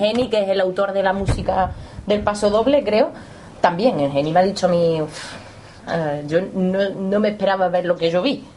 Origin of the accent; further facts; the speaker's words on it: Córdoba, Andalusia, Spain; nosotras que somos de Córdoba